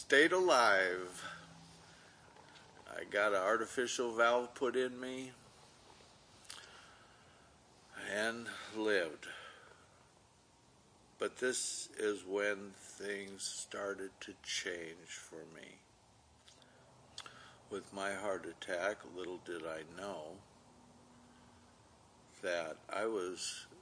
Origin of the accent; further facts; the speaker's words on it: Minnesota, United States; moved away as an adult; also born or lived in California; I was born in California, raised in Minnesota, until the time of Vietnam